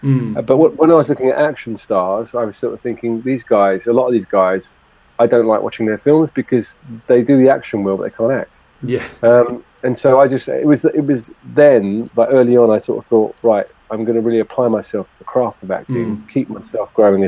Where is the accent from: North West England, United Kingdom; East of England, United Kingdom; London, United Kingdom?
London, United Kingdom; born there; Hammersmith Hospital, yeah.